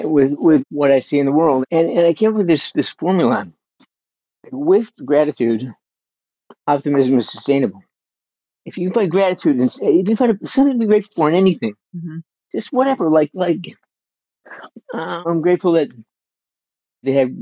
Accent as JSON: {"language": "English", "town": "Burnaby", "region": "British Columbia", "country": "Canada", "tie": "born or raised there", "moved": "yes", "said": "I was a kid growing up in Canada. I lived in Burnaby, which is kind of the Brooklyn of Vancouver"}